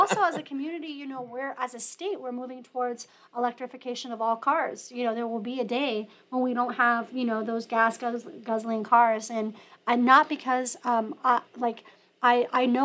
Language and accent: English; La Mesa, California, United States; my parents moved there when I was in the fifth grade, so I've seen La Mesa change